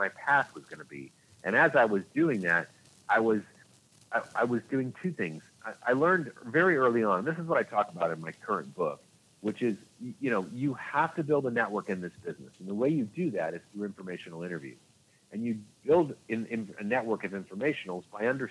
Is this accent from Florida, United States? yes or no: no; Orange County, California, United States; moved away as an adult; also born or lived in Los Angeles; I grew up in Orange County, California